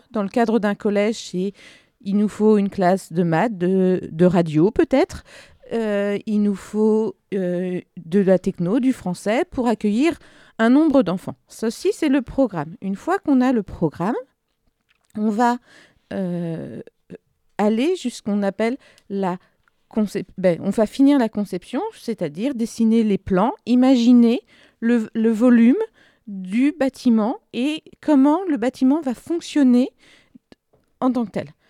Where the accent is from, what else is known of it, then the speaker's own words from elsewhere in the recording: southern Ardennes, Grand Est, France; je viens du sud des Ardennes